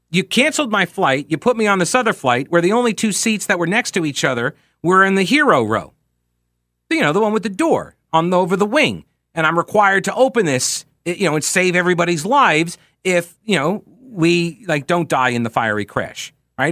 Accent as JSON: {"language": "English", "region": "New York", "country": "United States", "accent": "New York", "moved": "yes"}